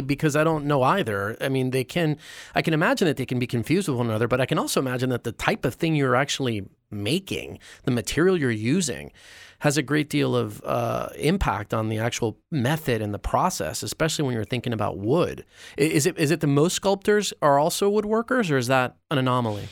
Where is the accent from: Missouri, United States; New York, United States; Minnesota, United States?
New York, United States; as a New Yorker